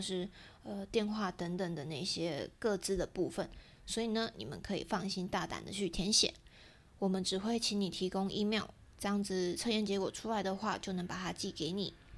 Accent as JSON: {"language": "Chinese", "country": "Taiwan", "said": "对我们台湾人来说更贴近我们一点"}